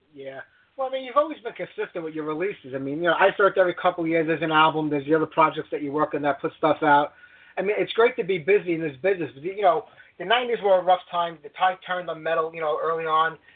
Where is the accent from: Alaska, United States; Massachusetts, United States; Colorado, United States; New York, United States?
New York, United States; New York when you get to my hometown